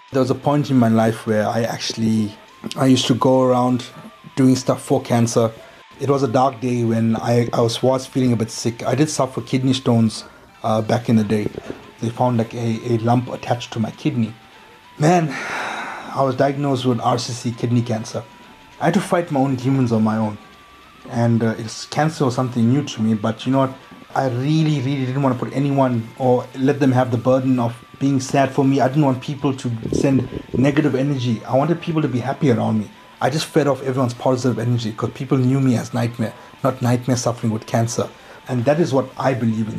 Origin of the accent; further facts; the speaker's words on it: Chatsworth, KwaZulu-Natal, South Africa; growing up in Chatsworth, okay, we are plagued with so many social ills